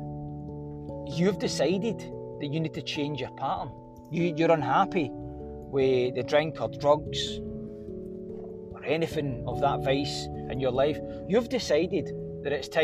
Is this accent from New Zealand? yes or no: no; Glasgow, Scotland, United Kingdom; I'm a boy from Glasgow, right? Scotland and Glasgow. Drumchapel, Bishop Briggs, Springburn. Stayed in Paisley, Prestwick, fucking wherever. I've stayed all about Glasgow. I've grew up in Glasgow.